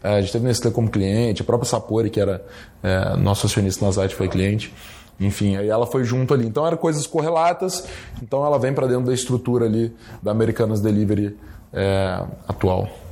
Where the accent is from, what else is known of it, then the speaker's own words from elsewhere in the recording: Guarapari, Espírito Santo, Brazil; Eu não sou de Vitória, sou de Guarapari